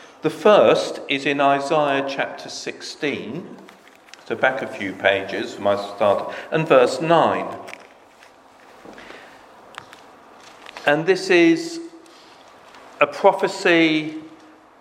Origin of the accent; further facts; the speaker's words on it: United Kingdom; us as British people